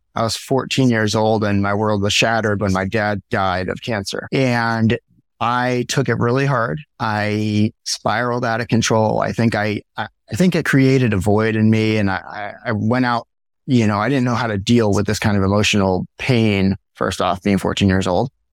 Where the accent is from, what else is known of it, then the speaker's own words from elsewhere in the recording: Miami, Florida, United States; now in Maui, United States; I grew up in Miami, Florida